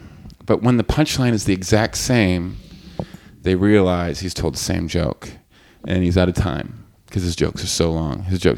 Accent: Canada; as a Canadian, he's sort of a legend in my country.

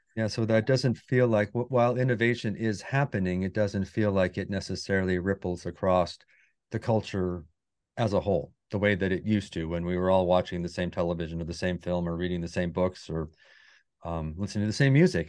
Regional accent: Wyoming, United States; moved away as an adult; I grew up in Wyoming

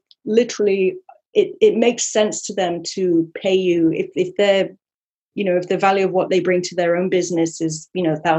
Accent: Sherwood Forest, East Midlands, United Kingdom; I'm from Sherwood Forest, Robin Hood country.

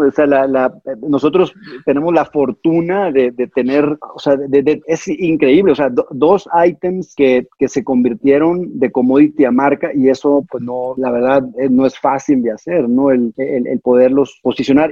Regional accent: Mexico; los que somos mexicanos

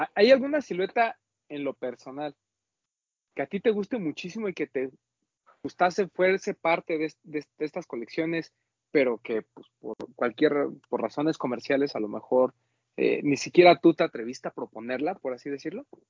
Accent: Mexico; nosotros como mexicanos

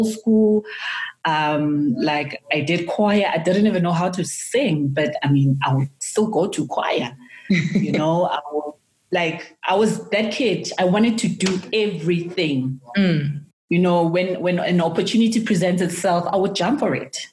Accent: Soweto, Gauteng, South Africa; I'm from Soweto

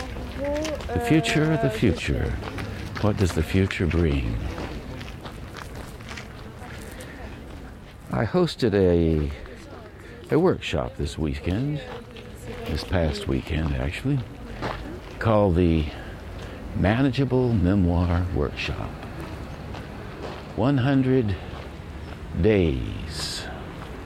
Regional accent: Asheville, North Carolina, United States; growing up on Brevard Road in Asheville, North Carolina

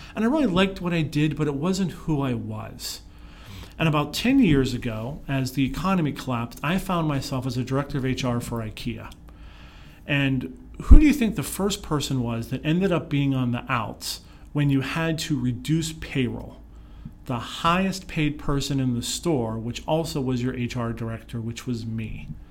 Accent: Pittsburgh, Pennsylvania, United States; moved away; I grew up in Pittsburgh

